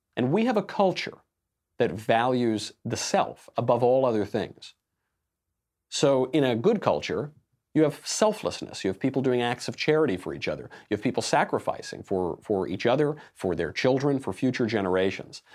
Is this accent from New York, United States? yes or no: yes; New York, United States; I'm from New York